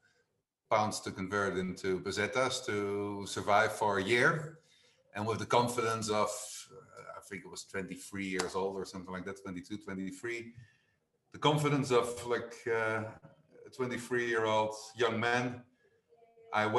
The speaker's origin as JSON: {"language": "English", "country": "Netherlands", "tie": "born or raised there", "also_born_or_lived": "London", "moved": "as an adult", "lives_now": "Spain", "said": "I was born in the Netherlands. I studied in the Netherlands."}